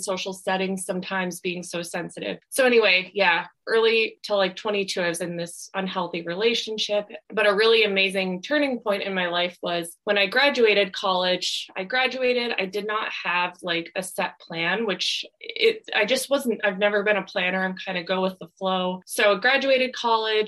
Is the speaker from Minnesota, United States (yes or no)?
yes; Minnesota, United States; moved away as an adult; also born or lived in Wisconsin; now in California, United States; I grew up in Minnesota, and then I went to college in Wisconsin.